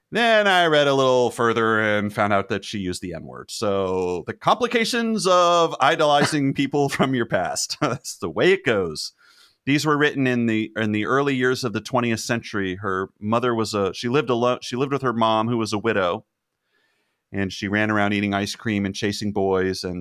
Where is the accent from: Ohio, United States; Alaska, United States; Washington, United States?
Ohio, United States; Cleveland; I grew up in the Cleveland area and I now reside in central Ohio where I am on the lookout for some badass billboards.